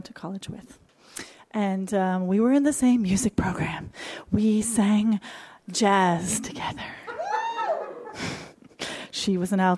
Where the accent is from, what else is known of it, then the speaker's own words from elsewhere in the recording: Michigan, United States; I grew up in Bible Belt, Michigan